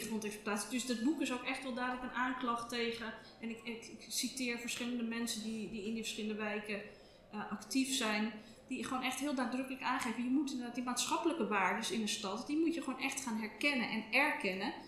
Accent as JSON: {"language": "Dutch", "town": "Amsterdam", "region": "North Holland", "country": "Netherlands", "tie": "born or raised there", "also_born_or_lived": "Oud-West, Amsterdam", "said": "ik ben in de Watergasmeer opgegroeid"}